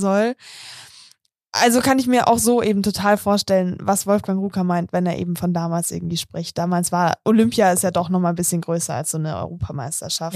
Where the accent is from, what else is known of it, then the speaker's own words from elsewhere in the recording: Munich, Bavaria, Germany; Ich bin zwar selber in München aufgewachsen